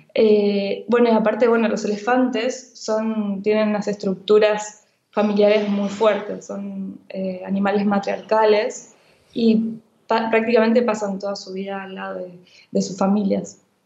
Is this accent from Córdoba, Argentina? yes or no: no; Buenos Aires, Argentina; now in Barcelona, Spain; estoy aquí en, en Barcelona, pero he nacido en Buenos Aires